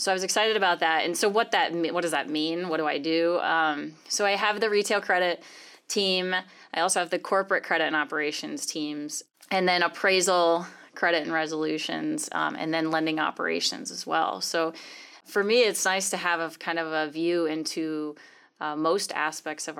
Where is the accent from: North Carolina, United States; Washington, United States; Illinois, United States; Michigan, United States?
Illinois, United States; Champaign; moved away as an adult; also born or lived in Chicago suburbs, Illinois; now in Omaha, United States; I grew up in Champaign, Illinois.